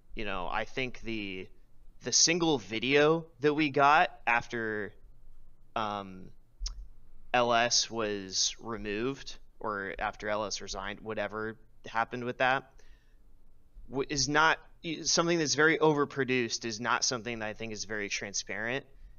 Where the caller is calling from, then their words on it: California, United States; I'm calling from the Bay Area.